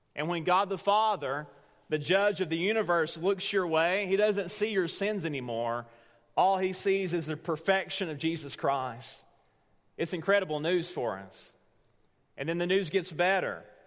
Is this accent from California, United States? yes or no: no; Tellico Plains, Tennessee, United States; moved away; Teleco Plains, Tennessee, right now. That's my hometown